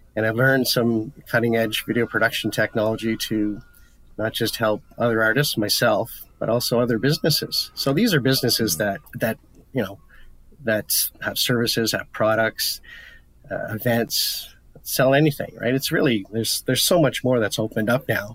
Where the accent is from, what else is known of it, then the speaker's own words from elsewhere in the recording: Ottawa, Ontario, Canada; I'm from Ottawa.